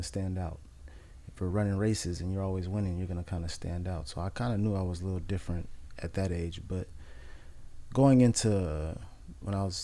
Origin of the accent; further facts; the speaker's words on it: Oxnard, California, United States; also born or lived in Los Angeles; I was raised in Oxnard, South Oxnard